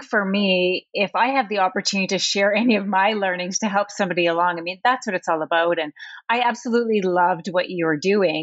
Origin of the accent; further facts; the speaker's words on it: Sudbury, Ontario, Canada; I was born and raised in Sudbury, Ontario, Canada